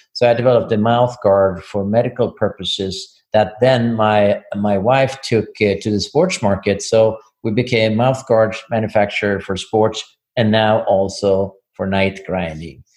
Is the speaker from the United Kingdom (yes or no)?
no; Sweden; moved away as an adult; now in Ann Arbor, United States; I'm from Sweden.